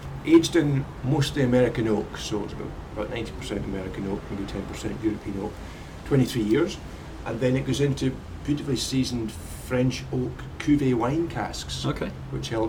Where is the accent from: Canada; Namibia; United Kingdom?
United Kingdom; Campbeltown, Scotland; I grew up in Campbelltown on the west coast of Scotland